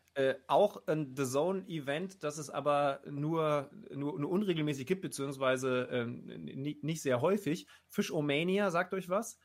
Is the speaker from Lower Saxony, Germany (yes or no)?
yes; Lower Saxony, Germany; ich bin ja auch Niedersachse